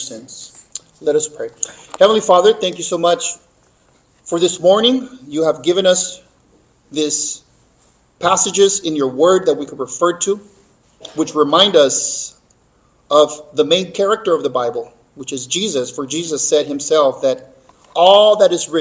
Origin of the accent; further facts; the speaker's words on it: Mexico; moved away; growing up in Mexico as a child